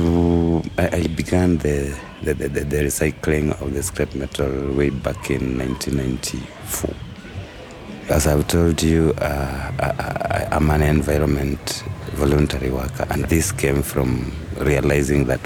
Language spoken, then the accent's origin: English; Nairobi, Kenya; I come from Dandora.